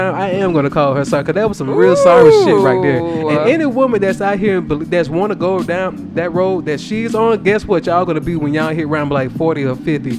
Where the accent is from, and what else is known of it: the South, United States